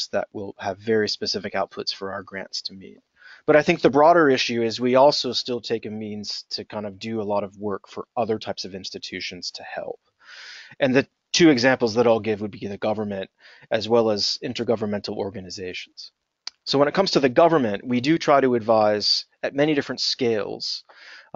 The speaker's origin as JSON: {"language": "English", "country": "United States", "also_born_or_lived": "Blacksburg, Virginia", "accent": "American", "moved": "as an adult", "lives_now": "United Kingdom", "said": "I am an American. My accent gives me away"}